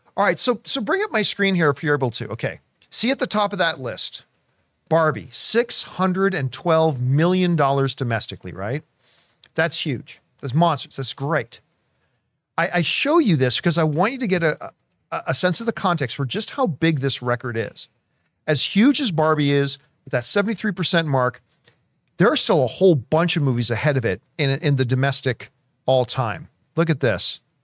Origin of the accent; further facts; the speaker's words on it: Canada; as a Canadian